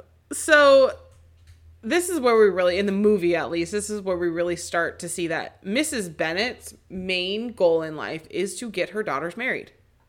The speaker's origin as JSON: {"language": "English", "town": "Seattle", "region": "Washington", "country": "United States", "tie": "born or raised there", "said": "because I grew up in Seattle, there would be Fleet Week and all of the Navy ships would come and dock for the weekend."}